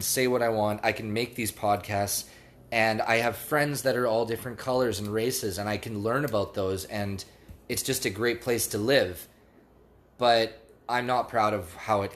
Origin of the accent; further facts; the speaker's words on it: Canada; I'm Canadian